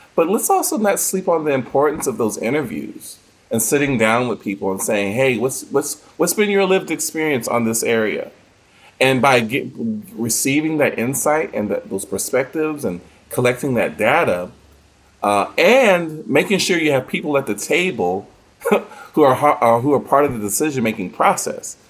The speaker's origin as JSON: {"language": "English", "country": "United States", "said": "we as an American uh, community culture"}